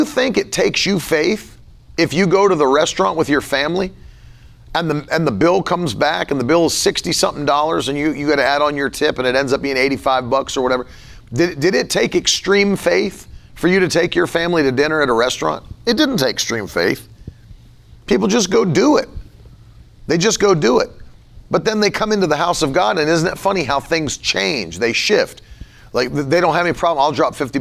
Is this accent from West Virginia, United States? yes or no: yes; West Virginia, United States; I grew up in West Virginia where people had money for what they want to have money for